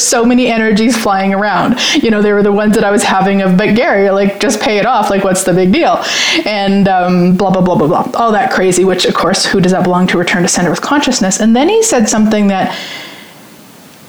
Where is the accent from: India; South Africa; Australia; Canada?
Canada; being Canadian